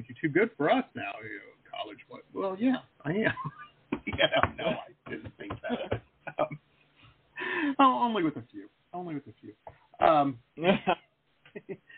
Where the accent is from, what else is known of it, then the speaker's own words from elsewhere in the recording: Detroit, Michigan, United States; now in South Florida, United States; I grew up in Metro Detroit.